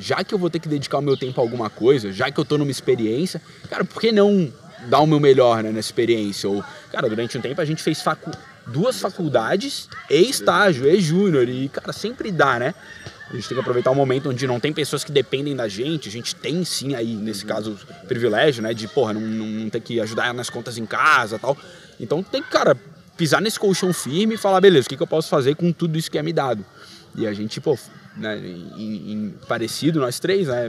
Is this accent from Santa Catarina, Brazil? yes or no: yes; Florianópolis, Santa Catarina, Brazil; moved away as an adult; now in São Paulo, Brazil; na minha terra, nascido e criado com o maior orgulho, manézinho da ilha.